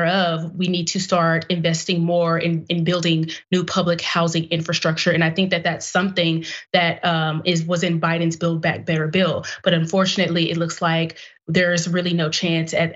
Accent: Dallas, Texas, United States; I am a daughter of Dallas. I grew up on the South Side with my mother

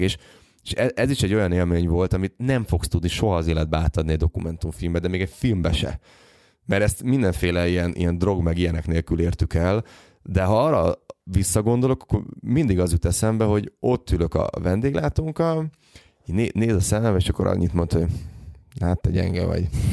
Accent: Hungary; magyarok vagyunk

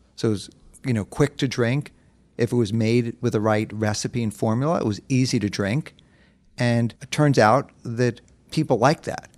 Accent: New York City, New York, United States; I was born and raised in New York City

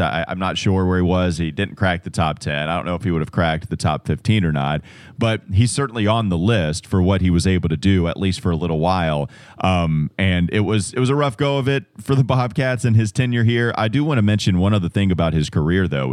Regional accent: Catawba County, North Carolina, United States; growing up in Catawba County

